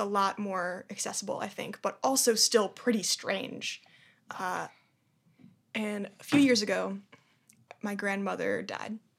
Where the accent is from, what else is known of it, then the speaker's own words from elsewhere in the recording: Boston, Massachusetts, United States; also born or lived in Brooklyn, New York; now in New York, United States; I'm from Boston, Massachusetts